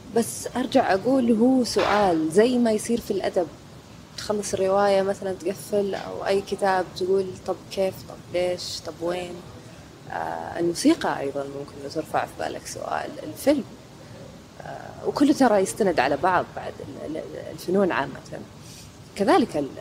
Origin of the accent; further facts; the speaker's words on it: Saudi Arabia; عندنا في السعودية